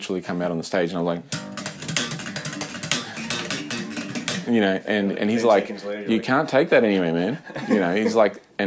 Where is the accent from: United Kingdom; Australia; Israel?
Australia; Brisbane, Queensland; Brisbane, which was my hometown